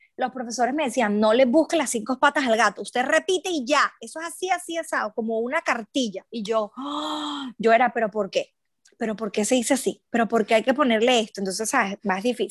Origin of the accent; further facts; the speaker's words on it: Aragua, Venezuela; moved away as an adult; also born or lived in Caracas, Venezuela / London, United Kingdom; now in Brisbane, Australia; yo no soy de Caracas, soy de, de Aragua